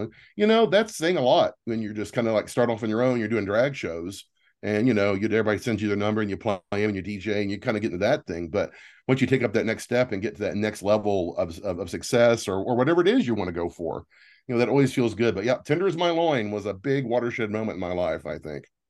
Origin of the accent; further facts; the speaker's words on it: Texas, United States; now in San Francisco, United States; I grew up in Texas.